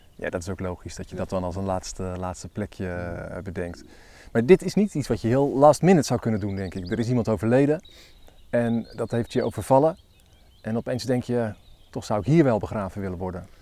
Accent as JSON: {"language": "Dutch", "town": "Elburg", "region": "Gelderland", "country": "Netherlands", "said": "ik kom uit Elburg"}